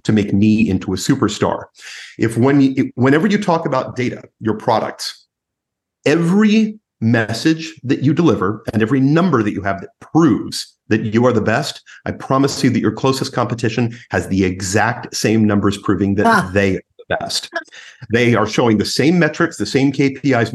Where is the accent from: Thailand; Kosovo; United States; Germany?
United States; as an American trainer and an American coach